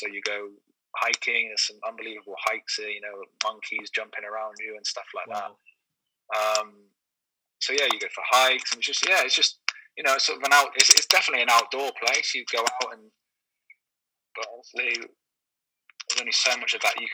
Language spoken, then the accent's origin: English; Taunton, South West England, United Kingdom; moved away as an adult; also born or lived in London; now in Brunei; I'm from Taunton in Somerset, which is quite a quiet countryside place.